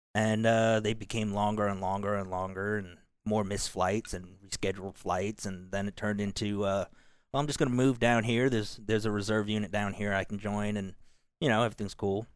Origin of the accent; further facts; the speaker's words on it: Kentucky, United States; moved away; also born or lived in Seoul, South Korea; they raised me in Kentucky.